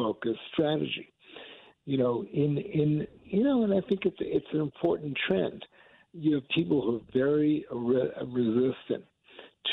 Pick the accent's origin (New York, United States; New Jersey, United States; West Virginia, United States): New York, United States; New York City; moved away as an adult; now in New Orleans, United States; we grew up in Manhattan or Queens